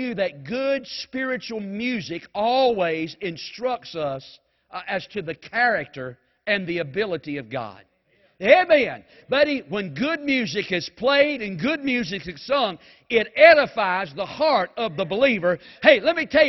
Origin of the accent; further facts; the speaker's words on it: Mount Airy, North Carolina, United States; I'm from Mount Airy